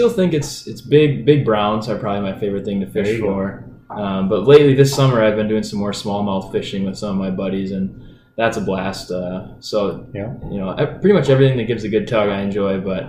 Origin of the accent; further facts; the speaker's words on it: Wisconsin, United States; now in St. Paul, United States; I live in St. Paul, Minnesota, so just up the road from where we're recording right now. I grew up in Wisconsin, actually